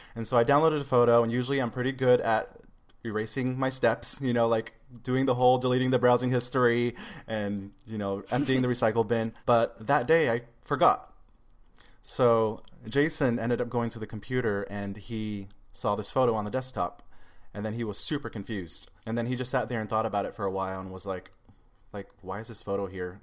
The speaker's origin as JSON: {"language": "English", "town": "Seattle", "region": "Washington", "country": "United States", "also_born_or_lived": "Los Angeles area", "moved": "yes", "lives_now": "Los Angeles, United States", "said": "I'm originally from Seattle, Washington, but now I'm down near the Los Angeles area"}